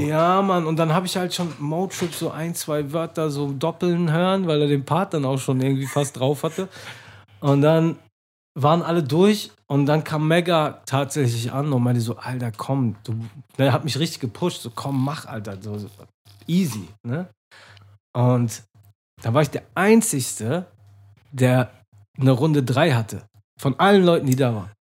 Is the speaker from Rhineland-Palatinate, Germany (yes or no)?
no; Menden, North Rhine-Westphalia, Germany; now in Hamburg, Germany; Aus der Nähe von Dortmund, mhm. aus Menden